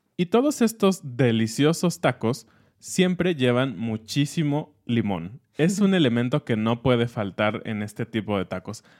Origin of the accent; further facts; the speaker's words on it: Mexico; como mexicanos tenemos y como mexicanos también del centro y de otras partes del país